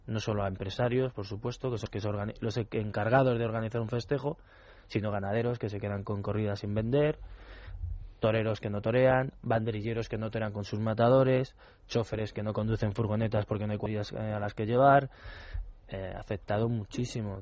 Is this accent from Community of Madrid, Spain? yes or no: yes; Madrid, Community of Madrid, Spain; ser madrileño